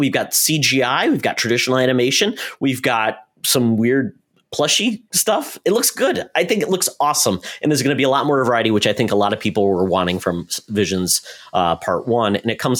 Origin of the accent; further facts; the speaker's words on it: Indiana, United States; Indiana. I'm from Indiana.